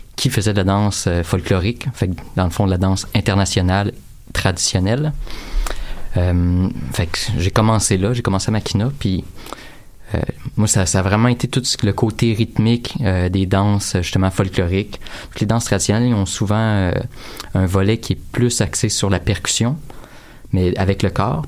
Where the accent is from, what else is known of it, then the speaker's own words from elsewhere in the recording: Drummondville, Quebec, Canada; je viens de Drummondville